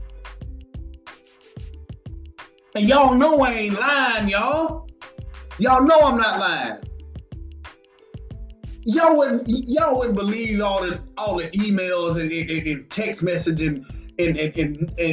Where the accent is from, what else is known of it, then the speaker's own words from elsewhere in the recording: United States; we as American citizens